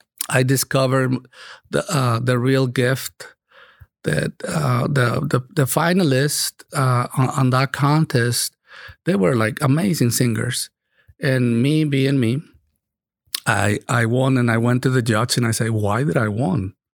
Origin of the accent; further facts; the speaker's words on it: Monterrey, Nuevo León, Mexico; moved away as an adult; also born or lived in Chicago, United States / Oahu, Hawaii / Dallas / San Diego; now in Katy, United States; I grew up in Monterrey, Mexico.